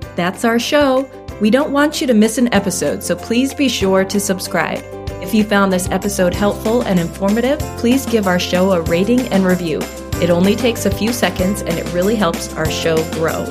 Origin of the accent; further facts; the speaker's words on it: Alaska, United States; moved away; where I grew up in Alaska